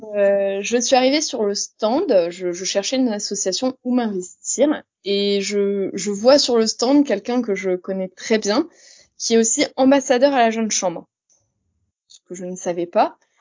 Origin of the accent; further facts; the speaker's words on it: Reims, Grand Est, France; moved away; also born or lived in Longwy; je viens de Reims, même si actuellement je travaille sur Longwy